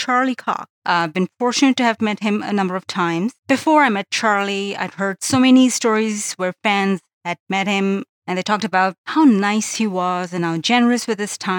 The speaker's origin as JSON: {"language": "English", "country": "Pakistan", "moved": "yes", "lives_now": "Canada", "said": "I live in Canada now, but I'm originally from Pakistan"}